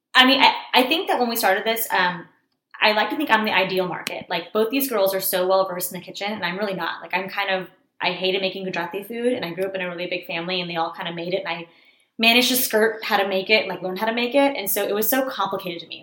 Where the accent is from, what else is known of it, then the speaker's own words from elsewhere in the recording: Texas, United States; I was born and raised in America